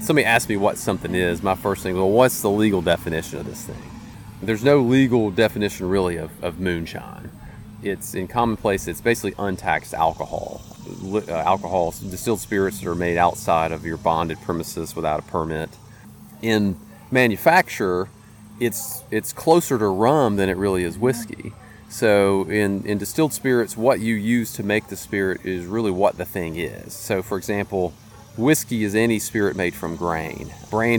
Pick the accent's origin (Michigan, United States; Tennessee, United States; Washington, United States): Tennessee, United States; Tullahoma; now in Nashville, United States; I grew up near Lynchburg, so a small farm just outside of Tullahoma